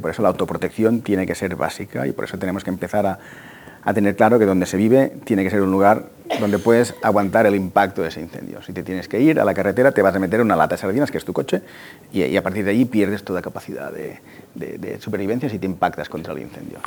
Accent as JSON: {"language": "Spanish", "town": "Tarragona", "region": "Catalonia", "country": "Spain", "said": "yo soy de Tarragona"}